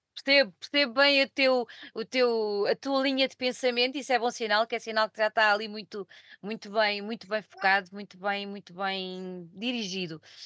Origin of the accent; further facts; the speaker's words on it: Portugal; Eu sou portuguesa, não sou inglesa